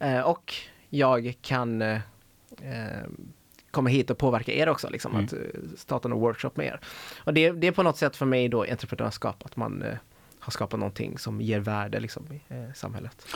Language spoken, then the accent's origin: Swedish; Helsingborg, Skåne, Sweden; moved away as an adult; now in Gothenburg, Sweden; Jag är ju född och uppvuxen i Helsingborg